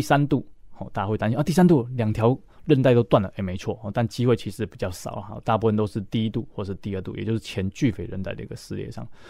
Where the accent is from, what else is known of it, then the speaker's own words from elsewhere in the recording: Tainan, Taiwan; 我来自的城市是台南市